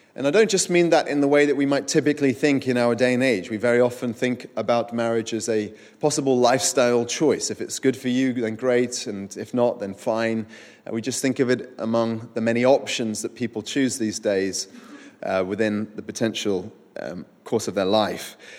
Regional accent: Winchester, South East England, United Kingdom; I grew up in Winchester where There is a great ancient cathedral

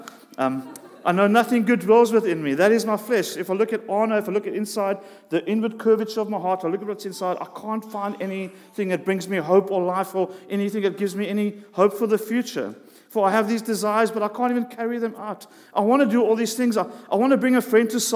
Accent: South Africa; We grew up in South Africa

